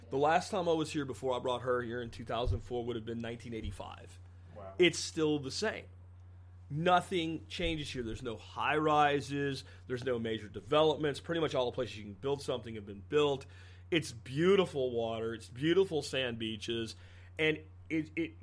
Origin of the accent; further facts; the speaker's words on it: Jacksonville, Florida, United States; moved away; also born or lived in Pennsylvania; The places I grew up in Jacksonville